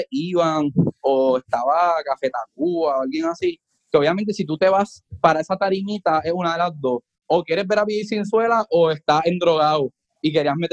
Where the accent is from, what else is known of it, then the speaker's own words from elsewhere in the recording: Puerto Rico; Mira, yo vengo de Puerto Rico a tocar en Costa Rica